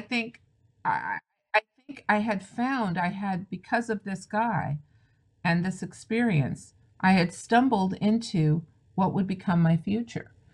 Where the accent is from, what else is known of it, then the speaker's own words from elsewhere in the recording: the San Fernando Valley, California, United States; I'm a California girl. That's where I'm from the Valley, Deep Valley.